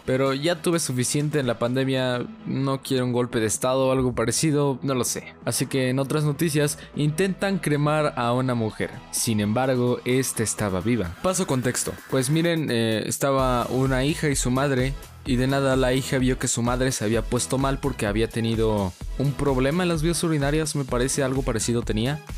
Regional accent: Mexico

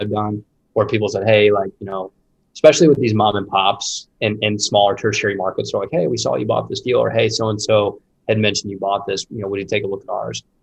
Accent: Indianapolis, Indiana, United States; I born and raised in Indianapolis

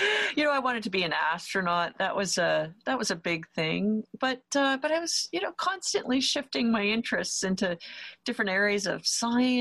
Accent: Toronto, Ontario, Canada; also born or lived in near Ottawa, Canada; So I grew up in the Toronto area in Canada

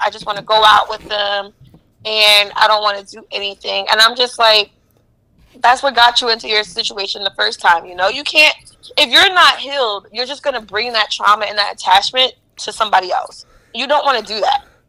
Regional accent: East Orange, New Jersey, United States; I'm from East Orange, so I don't think East Orange is rough at all

